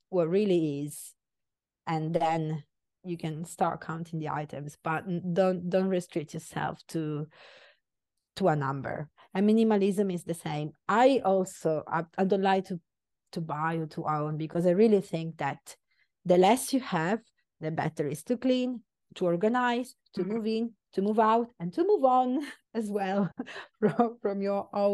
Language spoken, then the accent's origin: English; Sicily, Italy; moved away; I am very Italian. I'm from Sicily.